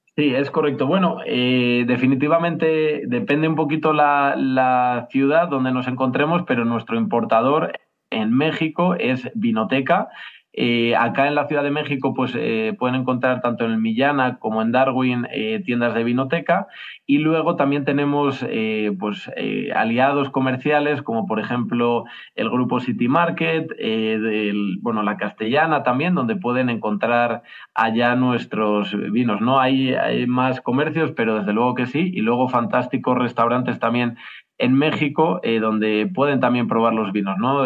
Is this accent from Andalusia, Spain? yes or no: no; Pesquera de Duero, Castile and León, Spain; ese pueblito de donde somos, en Pesquera de Duero